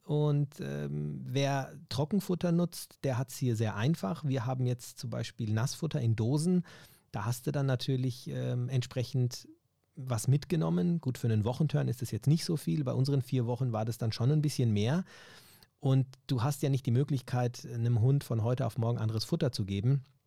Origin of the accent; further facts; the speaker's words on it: Germany; ich ja Deutscher bin natürlich und auch hier aufgewachsen bin